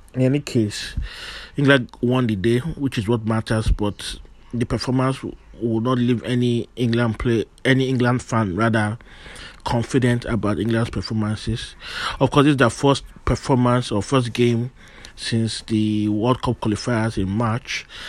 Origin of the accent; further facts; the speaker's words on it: Nigeria; I am Nigerian